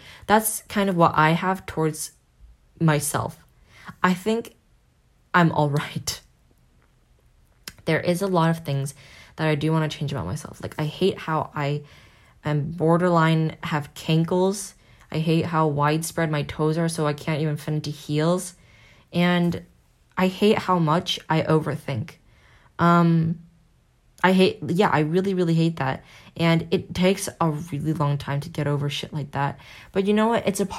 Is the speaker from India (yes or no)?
no; South Korea; it is my home country, and no one can talk smack about South Korea.